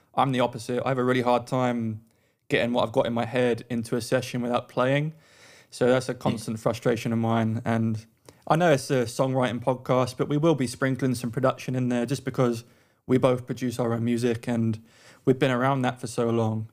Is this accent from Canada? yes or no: no; London, United Kingdom; moved away as an adult; also born or lived in Australia; now in United States; I'm originally from London, and I now live in the U S A.